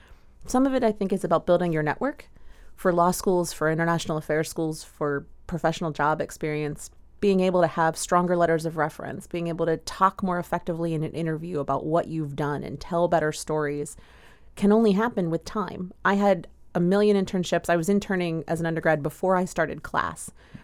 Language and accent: English; United States; as an American